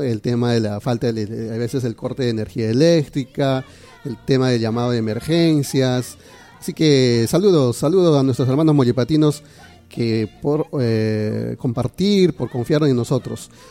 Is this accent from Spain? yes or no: no; Peru; nosotros le respondimos, como peruanos